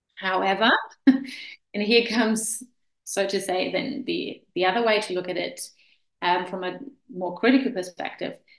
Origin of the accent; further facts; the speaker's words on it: Germany; moved away as an adult; also born or lived in Vienna, Austria / Klagenfurt, Austria / Hamilton, New Zealand; I'm originally from Germany, and uh, we moved to Austria quite a while, yeah, oh, probably 20 years ago.